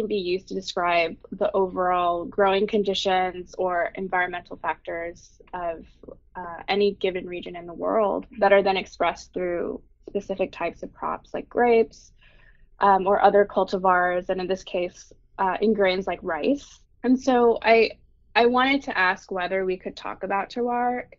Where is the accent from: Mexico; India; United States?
United States; Bay Area, California; moved away; I'm a second generation ABC or American born Chinese who was born and raised in the Bay Area